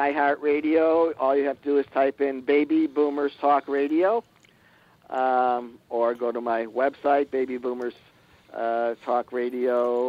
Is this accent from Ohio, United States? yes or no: yes; Shaker Heights, Ohio, United States; I was raised in Shaker Heights, and some of my fellow graduates made it in Hollywood